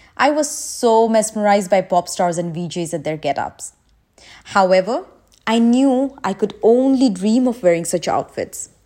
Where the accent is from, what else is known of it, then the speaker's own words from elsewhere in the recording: India; now in Dubai, United Arab Emirates; I'm from India, currently residing in Dubai.